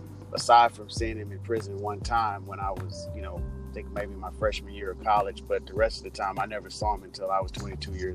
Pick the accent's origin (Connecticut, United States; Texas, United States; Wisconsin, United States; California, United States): Texas, United States; Houston; now in Los Angeles, United States; I grew up in Houston, Texas, born and raised